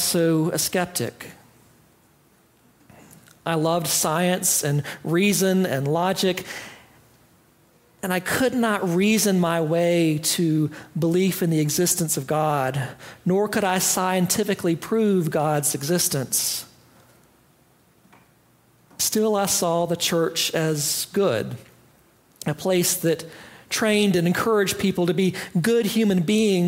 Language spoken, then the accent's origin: English; Greenville, United States; I grew up in Greenville, and my family attended Fourth Presbyterian Church in Greenville at the edge of downtown since before I was born